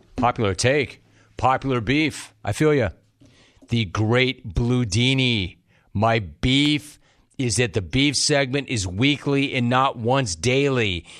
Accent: Southern California, United States; I grew up in Southern California.

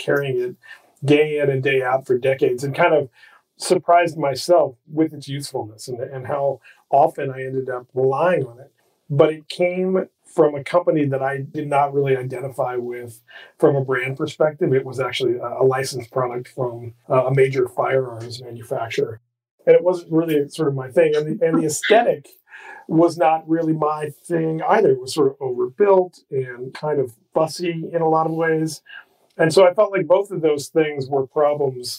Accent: Midwest, United States; I grew up in the Midwest

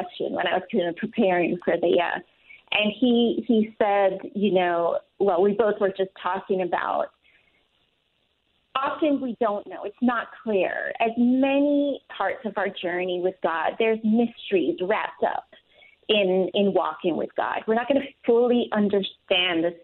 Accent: Jamaica; moved away; when I was growing up in Jamaica

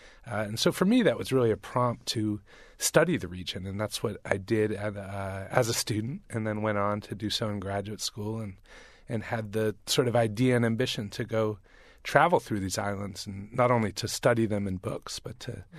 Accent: Vermont, United States; also born or lived in Boston; I grew up mostly in Vermont, was born in Boston, but grew up in Vermont.

